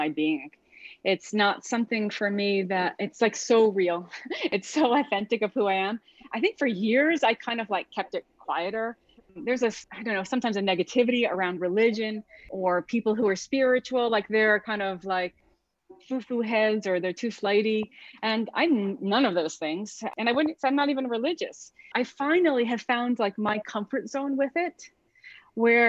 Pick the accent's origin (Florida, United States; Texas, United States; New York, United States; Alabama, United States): New York, United States; New York City; born and raised in New York City